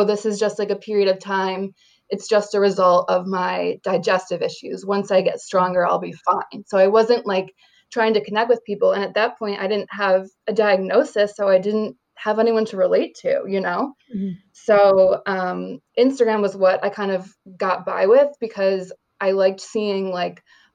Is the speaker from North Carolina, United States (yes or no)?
no; upstate New York, United States; moved away as an adult; my husband and I moved back to my hometown and bought a house in upstate New York